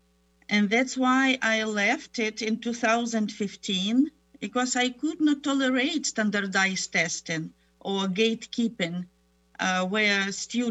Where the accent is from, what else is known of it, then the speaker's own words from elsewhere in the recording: Ukraine; moved away as an adult; also born or lived in Germany / Moscow / Tennessee; now in United States; I was born in Germany, grew up in Ukraine, got my doctoral program in Moscow University and then the University of Tennessee